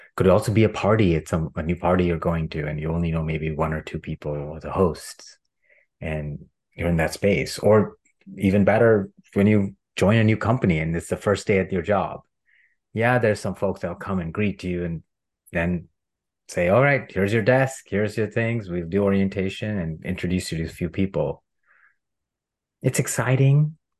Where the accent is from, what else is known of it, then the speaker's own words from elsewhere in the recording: India; I grew up in India as a middle class cis Hindu man